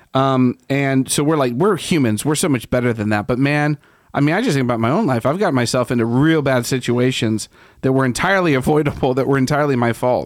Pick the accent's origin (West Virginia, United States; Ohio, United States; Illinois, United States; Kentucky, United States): Ohio, United States; moved away; I'm from Ohio